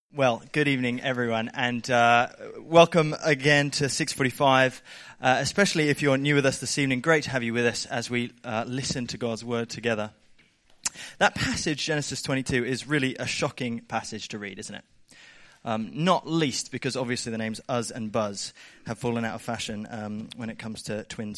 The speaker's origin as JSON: {"language": "English", "area": "Southern Highlands", "region": "New South Wales", "country": "Australia", "tie": "born or raised there", "said": "I grew up in the Southern Highlands"}